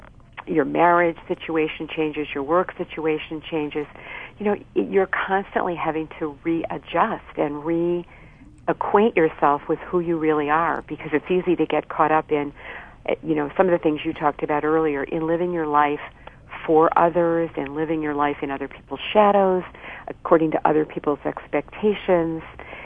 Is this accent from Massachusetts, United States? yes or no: yes; Boston, Massachusetts, United States; So I a lot of people are surprised when they hear me say that I'm from Boston, but indeed I am.